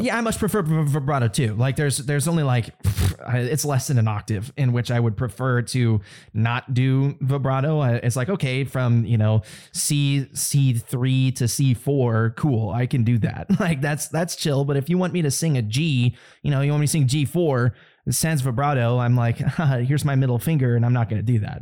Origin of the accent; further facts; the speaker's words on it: United States; as an American